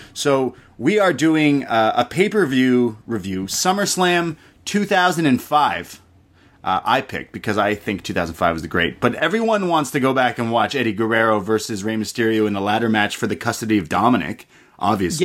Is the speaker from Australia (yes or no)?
no; Canada; I'm Canadian